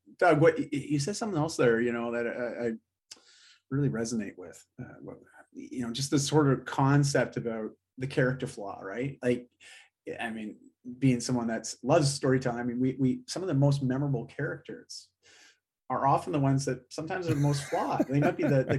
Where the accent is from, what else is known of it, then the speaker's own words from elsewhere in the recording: Canada; I'm Canadian through and through.